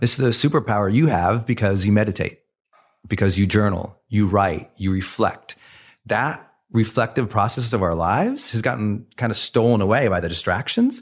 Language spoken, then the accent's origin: English; Montana, United States; I was raised in Montana